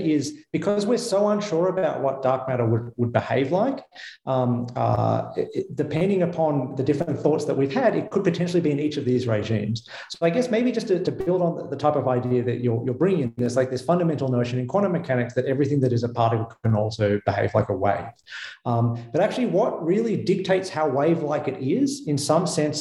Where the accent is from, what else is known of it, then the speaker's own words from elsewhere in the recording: Melbourne, Victoria, Australia; moved away as an adult; also born or lived in United States; now in Geneva, Switzerland; as my accent betrays, I did not grow up in Switzerland. I grew up in Melbourne, Australia.